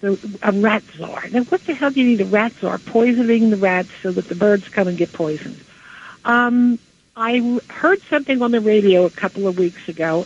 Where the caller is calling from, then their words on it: Flemington, New Jersey, United States; also born or lived in New York; from Flemington, New Jersey.